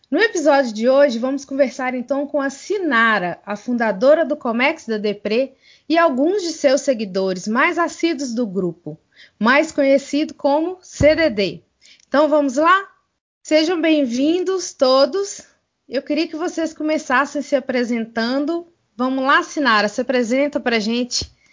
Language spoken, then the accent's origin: Portuguese; Divinópolis, Minas Gerais, Brazil; sou Mineirinho Uai, moro aqui